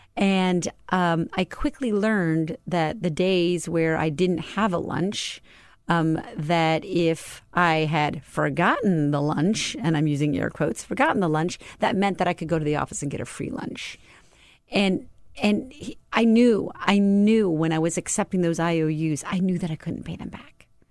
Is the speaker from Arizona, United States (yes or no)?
yes; Tucson, Arizona, United States; I grew up in Tucson, Arizona.